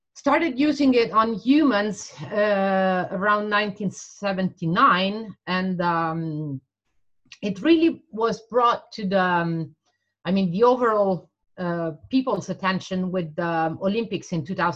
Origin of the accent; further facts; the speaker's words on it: Italy; I grew up and worked in Italy.